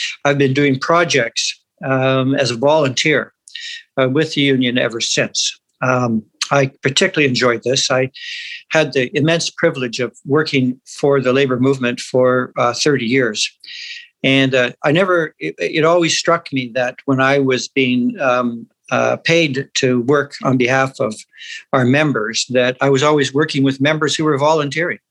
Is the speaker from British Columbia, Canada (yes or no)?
yes; Vancouver, British Columbia, Canada; growing up as a working class kid in East Vancouver